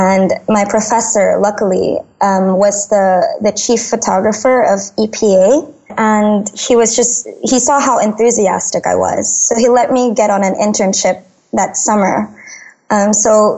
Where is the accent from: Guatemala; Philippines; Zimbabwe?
Philippines; Manila, Metro Manila; I grew up in Manila, the messy bits of Manila